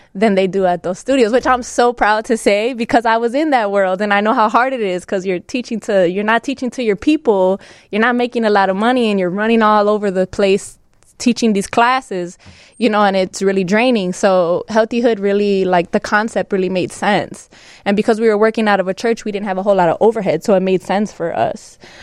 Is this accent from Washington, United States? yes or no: no; Chicago, Illinois, United States; growing up in Pilsen